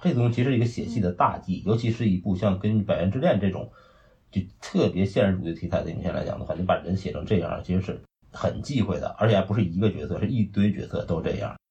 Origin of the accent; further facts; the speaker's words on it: Northeast China, China; accent: Northeastern Mandarin; 我们东北人讲东北话讲叫很有老主意